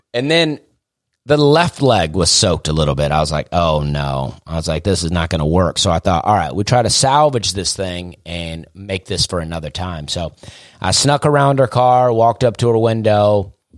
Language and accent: English; Opelika, Alabama, United States; I also wanted to get out of my hometown. I like Opelika, but I was ready to get out of there